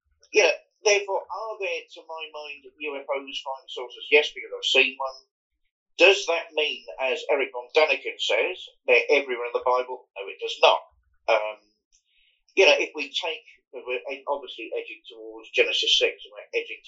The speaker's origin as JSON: {"language": "English", "town": "Fareham", "region": "South East England", "country": "United Kingdom", "tie": "born or raised there", "said": "I grew up in Hampshire, Fareham in Hampshire"}